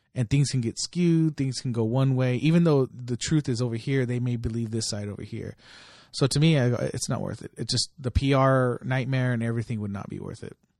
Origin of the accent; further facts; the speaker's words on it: Delano, California, United States; moved away; I lived in Delano, I grew up there